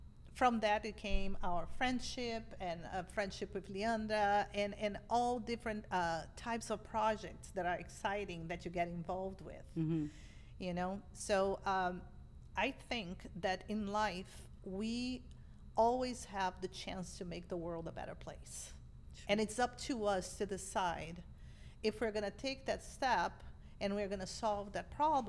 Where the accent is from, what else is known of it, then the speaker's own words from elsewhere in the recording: Brazil; English is a second language; moved away as an adult; also born or lived in Boston, United States; now in United States; I grew up in a family of immigrants in Brazil